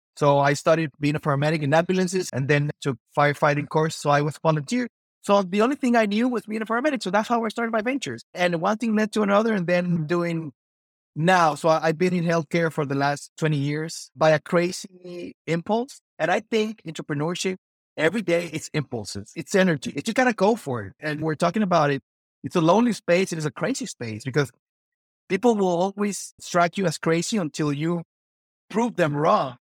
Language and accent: English; Mexico; I'm from Mexico, so very traditional family